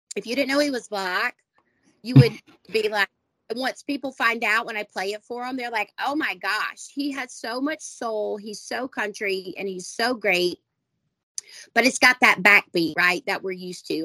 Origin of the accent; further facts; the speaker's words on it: the South, United States; I was born and raised in the South in the first row of the First Baptist Church